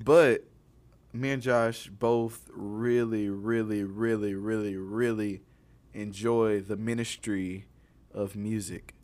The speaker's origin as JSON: {"language": "English", "region": "Alabama", "country": "United States", "said": "I'm from Alabama"}